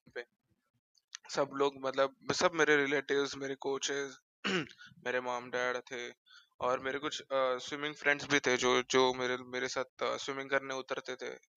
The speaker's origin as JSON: {"language": "Hindi", "town": "Mumbai", "region": "Maharashtra", "country": "India", "tie": "born or raised there", "said": "born and brought up in Mumbai only"}